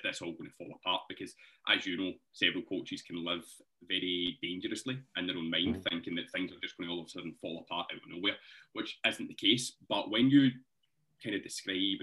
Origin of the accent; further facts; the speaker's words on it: Scotland, United Kingdom; accent: Scottish; the Scottish accent